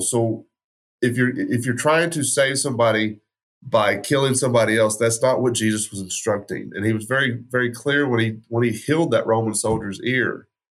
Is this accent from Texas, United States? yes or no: yes; West Texas, United States; I grew up in West Texas, so that's gun culture